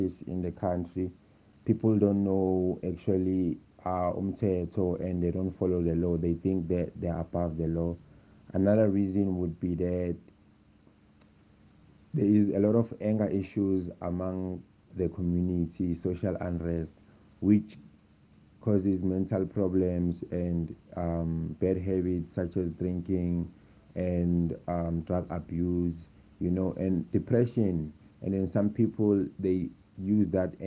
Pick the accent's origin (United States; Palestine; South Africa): South Africa; Benoni, Gauteng; I'm from Kingsway, Benoni